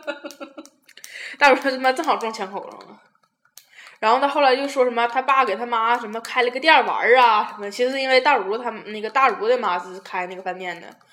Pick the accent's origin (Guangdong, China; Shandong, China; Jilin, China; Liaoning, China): Liaoning, China; Tieling; 我说我是铁岭的